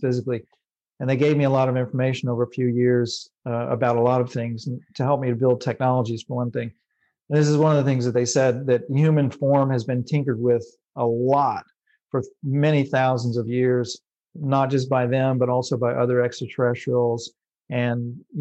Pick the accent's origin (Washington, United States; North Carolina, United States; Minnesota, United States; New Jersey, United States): North Carolina, United States; I'm just a white bread, white guy from North Carolina